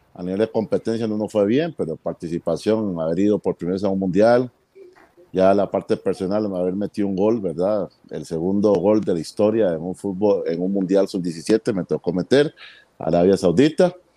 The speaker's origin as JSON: {"language": "Spanish", "country": "Costa Rica", "tie": "born or raised there", "said": "estaba en una escuela de fútbol acá en mi país y pues me toca desde los 15 años ser eh, jugador de la, de la, selección infantil de, de Costa Rica"}